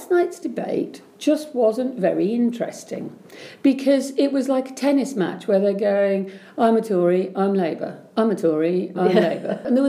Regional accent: Reading, South East England, United Kingdom; in Reading, which is my hometown

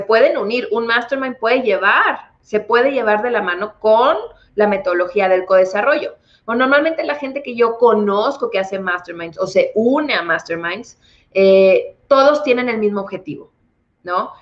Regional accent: Monterrey, Nuevo León, Mexico; yo soy originaria de Monterrey

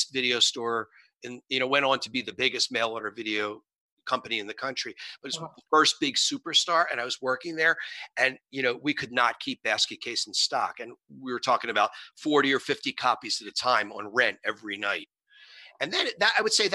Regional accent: Philadelphia, Pennsylvania, United States; moved away; growing up in Philadelphia

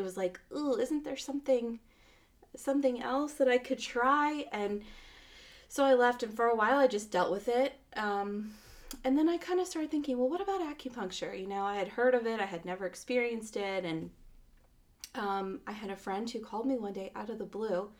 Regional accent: Phoenix, Arizona, United States; I was born in Phoenix

